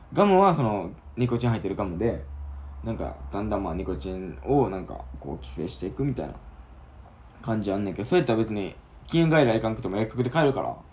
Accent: Osaka, Japan; 大阪生まれっていうのもあるから

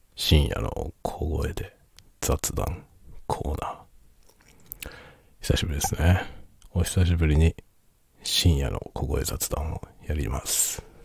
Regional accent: Tokyo, Japan; now in Hokkaido, Japan; 僕はもともと東京人なので、東京に住んでた時

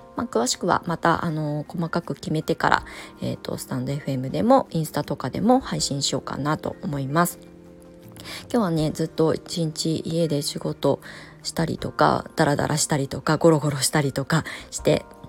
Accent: Kasama, Ibaraki, Japan; moved away; also born or lived in Tokyo; 茨城県の笠間市というところの生まれ育ちでもう超ど田舎ですね

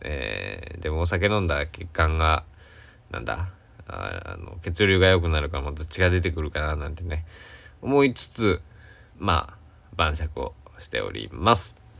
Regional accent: Kochi, Japan; 高知県佐久市、僕の地元

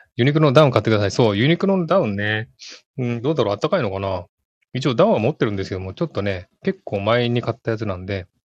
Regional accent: Tokyo, Japan; born or raised there; now in Sydney, Australia

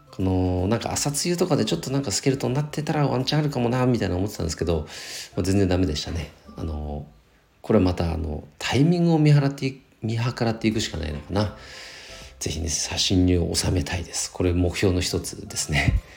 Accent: Nagano, Japan; 長野市はね、もともと出身なので

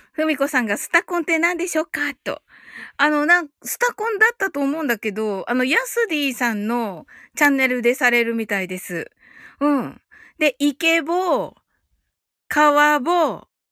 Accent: Kyushu, Japan

